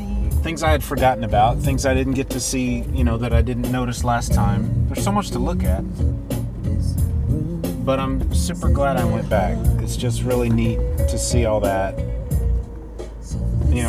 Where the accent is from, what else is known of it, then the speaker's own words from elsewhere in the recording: Texas, United States; We're from Texas. We drive slower in Texas.